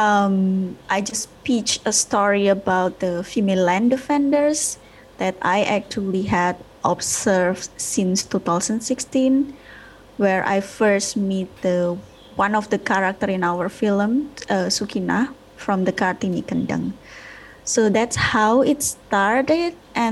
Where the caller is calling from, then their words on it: Bali, Indonesia; I'm fine. I'm in Bali right now.